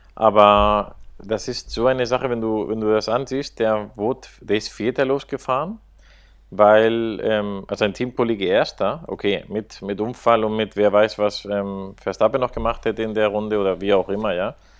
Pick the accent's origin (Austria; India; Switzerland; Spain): Spain; als Spanier